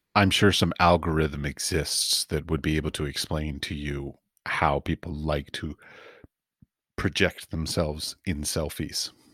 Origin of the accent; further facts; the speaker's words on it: Washington, District of Columbia, United States; moved away; also born or lived in Middle East / Europe; I grew up in Washington, D C, and my father's a priest